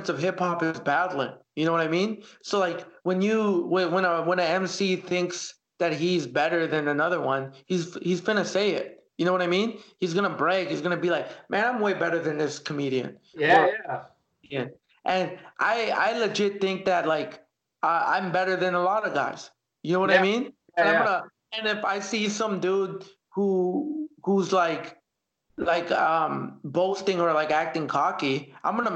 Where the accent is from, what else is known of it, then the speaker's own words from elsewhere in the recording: Canada; also born or lived in El Salvador; growing up here in Canada